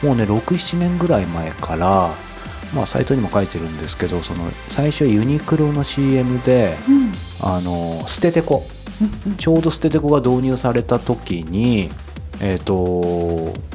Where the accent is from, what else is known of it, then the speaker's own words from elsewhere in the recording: Yokohama, Kanagawa, Japan; 僕地元横浜